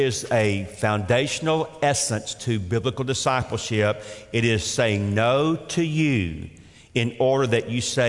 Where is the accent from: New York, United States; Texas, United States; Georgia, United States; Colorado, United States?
Georgia, United States; Atlanta; I grew up again in Atlanta, Georgia